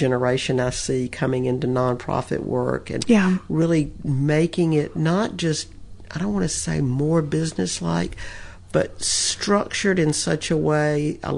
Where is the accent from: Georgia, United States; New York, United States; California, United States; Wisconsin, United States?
Georgia, United States; moved away as an adult; now in Memphis, United States; Well, I left Georgia and went to college in Dallas at mm-hmm. Southern Methodist University.